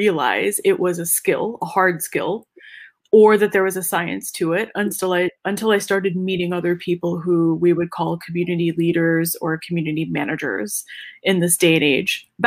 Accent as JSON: {"language": "English", "region": "North Carolina", "country": "United States", "said": "North Carolina, my home state"}